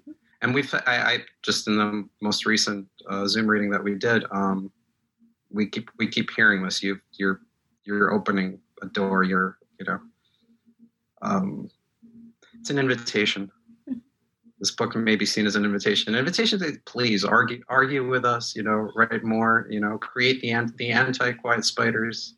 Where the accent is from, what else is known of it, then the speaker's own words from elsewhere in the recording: Moscow, Russia; English is a second language; moved away; I was born in Moscow. I speak Russian.